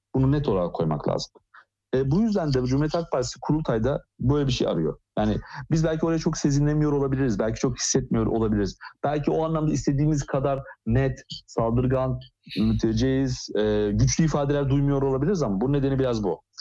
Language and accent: Turkish; Ankara, Turkey; Ben Ankara'da büyüdüm